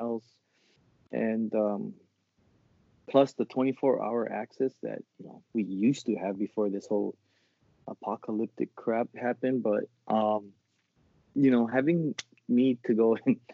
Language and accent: English; Kauai, Hawaii, United States; now in Nevada, United States; I'm from Kauai.